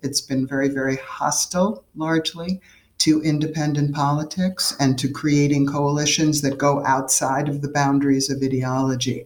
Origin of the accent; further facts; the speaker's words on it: New York City, New York, United States; I grew up in New York City